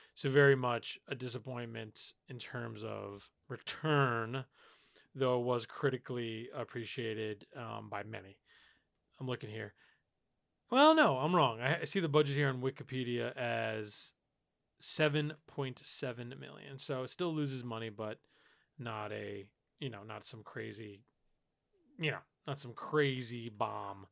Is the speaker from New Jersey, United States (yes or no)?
no; New York, United States; I grew up in New York